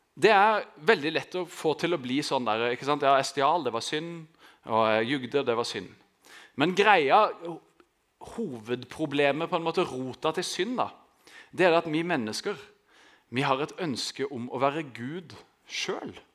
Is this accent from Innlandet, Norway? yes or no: no; Grimstad, Agder, Norway; jeg vokste opp i Østerud, som er liksom på beste vestkant her i Grimstad